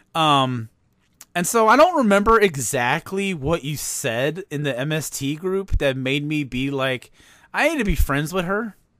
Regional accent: East Chicago, Indiana, United States; I'm from East Chicago, Indiana

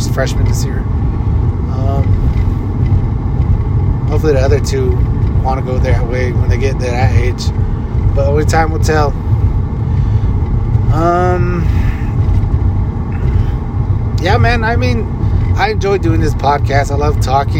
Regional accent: Leupp, Arizona, United States; now in Flagstaff, United States; I grew up in Loop, Arizona

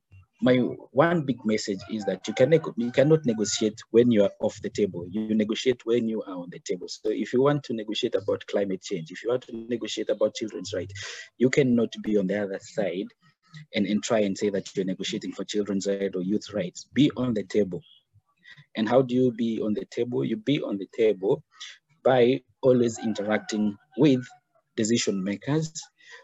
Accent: Kenya; I'm originally Kenyan. I born here, bred here, and studied here

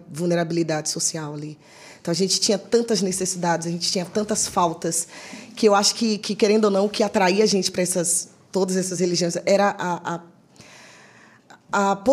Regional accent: Salvador, Bahia, Brazil; moved away; sou de Salvador, Bahia.

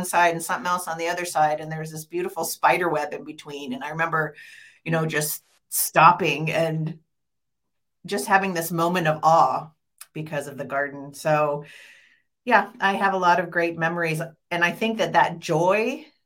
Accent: St. Helens, Oregon, United States; I grew up in St. Helens and then I went to the University of Oregon

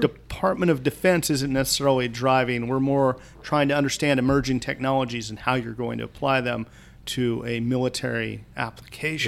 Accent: rural Kansas, United States; moved away; I grew up in rural Kansas

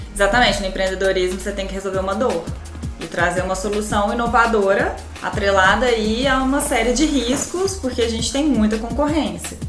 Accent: Varginha, Minas Gerais, Brazil; eu também sou do interior, sou de Varginha

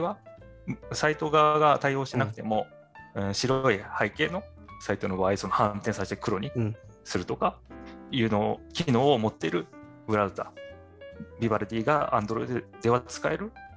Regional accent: Tokyo, Japan; moved away as an adult; 私、東京出身

